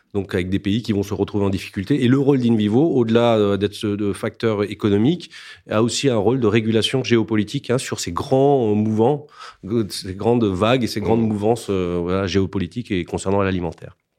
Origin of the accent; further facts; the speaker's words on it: Alsace, Grand Est, France; je suis alsacien